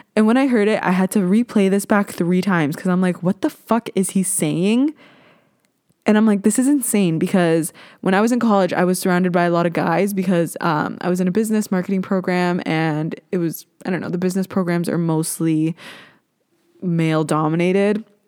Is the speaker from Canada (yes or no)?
yes; Ontario, Canada; I am from Ontario. I live kinda near Toronto